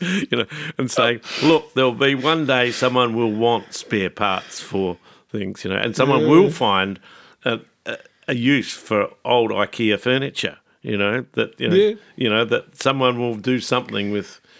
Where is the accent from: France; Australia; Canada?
Australia; Adelaide, South Australia; I'm from Adelaide.